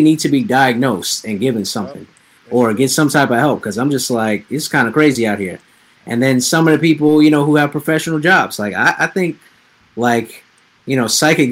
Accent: New York, United States; we're both from New York

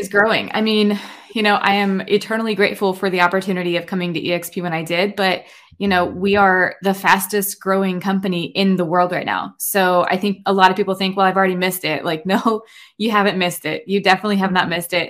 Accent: Indiana, United States; also born or lived in Northeast Ohio; now in Ohio, United States; I am actually originally from Indiana, um, but I was transplanted to Ohio about maybe eleven, twelve years ago at this point

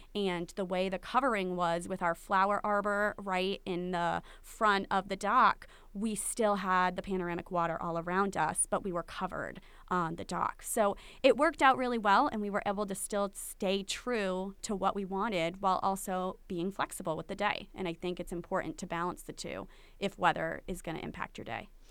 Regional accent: Aquidneck Island, Rhode Island, United States; we're from Aquidneck Island

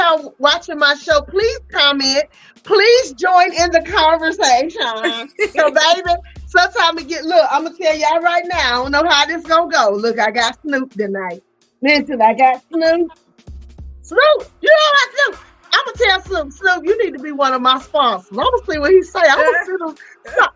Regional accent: Greensboro, North Carolina, United States; also born or lived in Winston-Salem, North Carolina; I was born in Greensboro

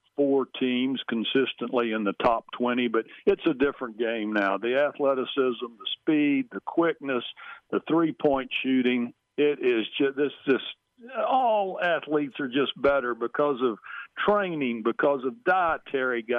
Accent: Texas, United States

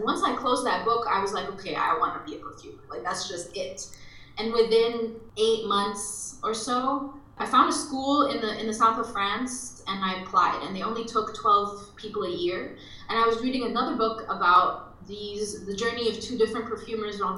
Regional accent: Dubai, United Arab Emirates; moved away; I'm half Lebanese, half Egyptian, and I grew up in Dubai

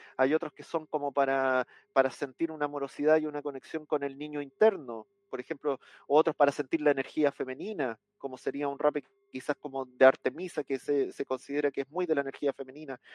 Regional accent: Chile; acá en mi país, en el sur de Chile

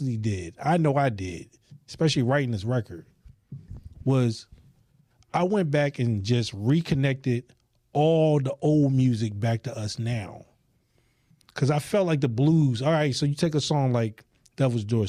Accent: the South, United States; moved away; I'm from the South

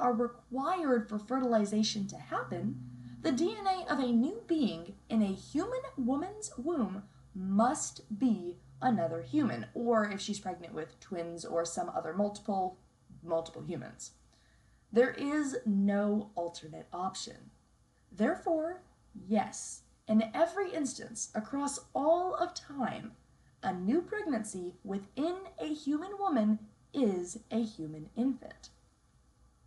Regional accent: Texas, United States; Texas, the state that I call my home state

